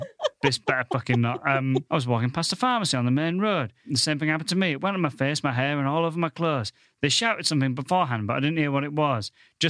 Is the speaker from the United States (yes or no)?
no; Northern England, United Kingdom; accent: Northern; he heckled about my Northern accent in a way that just made me think like, I don't really give a fuck.